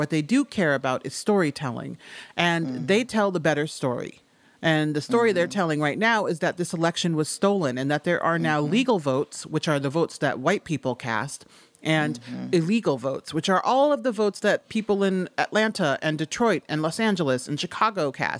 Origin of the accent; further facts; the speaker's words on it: Haiti; But excuse me, I'm from Haiti. I know a fucking coup when I see one.